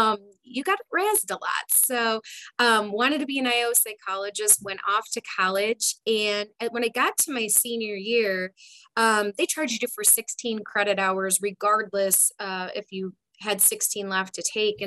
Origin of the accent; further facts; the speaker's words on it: Detroit, Michigan, United States; I grew up in the Detroit area.